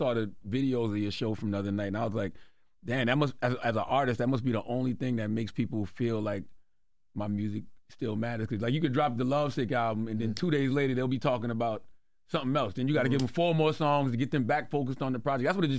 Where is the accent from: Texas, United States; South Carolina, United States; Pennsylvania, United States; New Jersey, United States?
South Carolina, United States; I'm from South Carolina